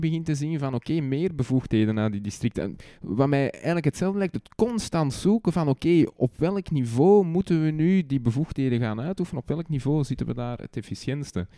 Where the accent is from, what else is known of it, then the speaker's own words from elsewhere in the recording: Antwerp, Flanders, Belgium; Bij ons in Antwerpen heb je districten